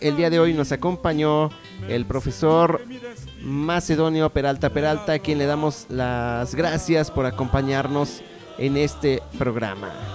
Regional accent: Mexico; nos caracteriza como mexicanos

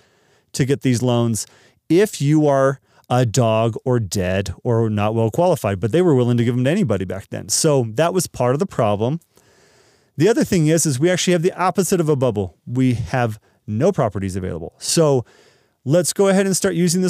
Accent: Dallas, Texas, United States; moved away; I'm from Dallas, and we don't have basements really.

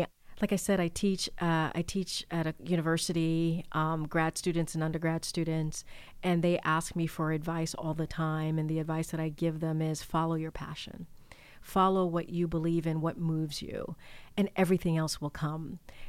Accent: Martinique; born there; Both my parents were born in Haiti. I was born in Martinique.

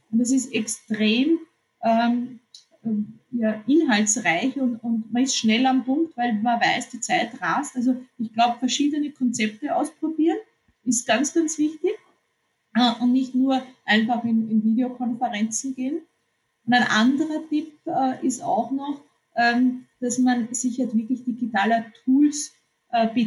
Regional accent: Austria; weil es so viele neue Themen gibt, die uns betreffen als, als, als Österreicher.

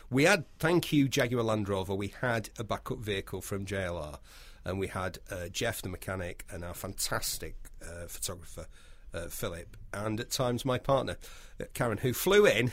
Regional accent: United Kingdom; We are British

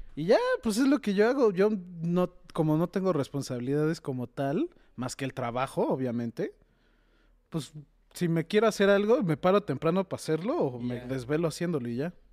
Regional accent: Tijuana, Baja California, Mexico; moved away; yo soy de Tijuana, entonces fui en Navidad a visitar a mis papás

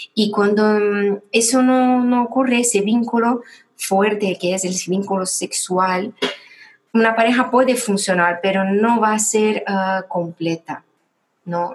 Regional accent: Brazil; moved away as an adult; now in Spain; yo soy brasileña y llevo ocho años viviendo en España. Y en Brasil eh, yo tuve una historia un poco difícil con el tema de ser una mujer

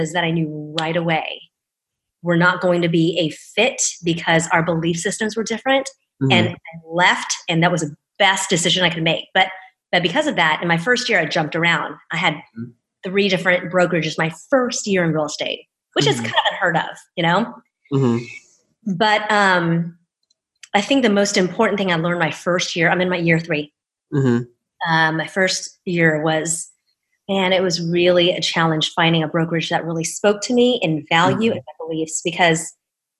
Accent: Houston, Texas, United States; moved away as an adult; also born or lived in Seattle / Alabama; my hometown of Houston

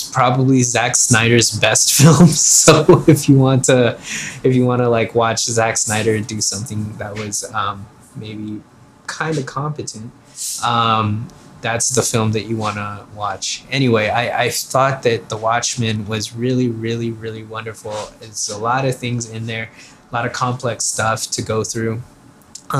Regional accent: Philippines; now in United States; In the Philippines, it's like our national sport, and so I knew of the Lakers and Magic Johnson and Kareem Abdul-Jabbar before I even immigrated to the U.S.

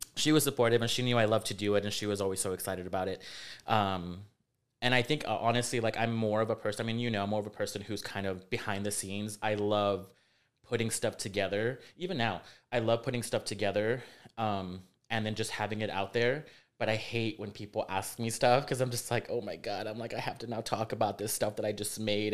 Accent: Rio Grande Valley, Texas, United States; moved away as an adult; also born or lived in Jackson, Mississippi; now in San Antonio, United States; was raised in uh, the Rio Grande Valley, um, born in Jackson, Mississippi

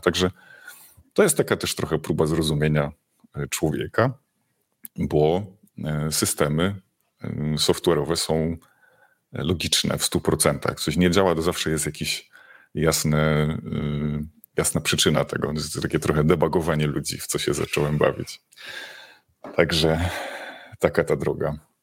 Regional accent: Silesian Voivodeship, Poland; ja jestem ze Śląska

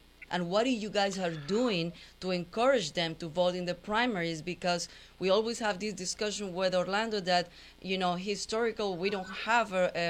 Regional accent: Colombia; now in United States; I'm from Colombia, and I came to this country in 1997, and I have my kids here. I'm raising twins. They're 16 years old.

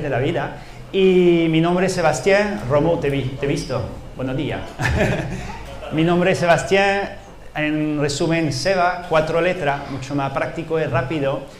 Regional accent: France; Spanish is a second language; moved away as an adult; now in Andalusia, Spain; yo vengo, digamos, de, Francia, por mi acento

